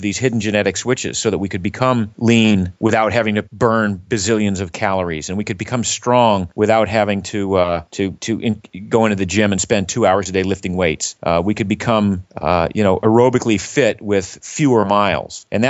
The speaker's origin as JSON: {"language": "English", "region": "Maine", "country": "United States", "tie": "born or raised there", "said": "But I grew up in Maine, was not exposed to team sports very much, kind of gravitated to running just as a means of getting to and from school."}